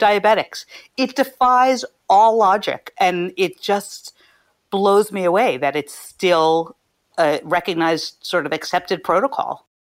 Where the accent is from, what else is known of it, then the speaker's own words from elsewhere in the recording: Philadelphia, Pennsylvania, United States; moved away; I'm from Philadelphia